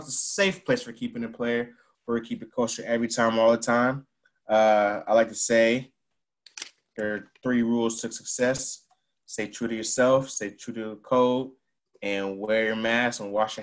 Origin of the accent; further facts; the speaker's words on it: Northern Virginia, United States; also born or lived in Kuwait; I grew up in Northern Virginia too.